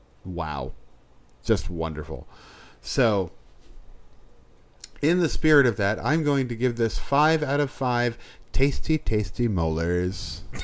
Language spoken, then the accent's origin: English; New England, United States; I am from New England, trust.